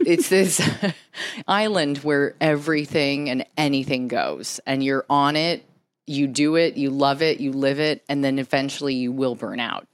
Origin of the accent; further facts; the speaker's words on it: San Diego, California, United States; moved away as an adult; also born or lived in New York; I'm from San Diego originally